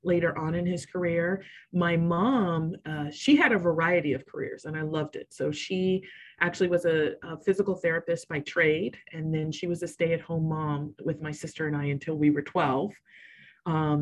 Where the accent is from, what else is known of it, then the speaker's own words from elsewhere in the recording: Riverside, California, United States; moved away as an adult; also born or lived in Boston; I grew up in sunny Riverside, California. So it's in Southern California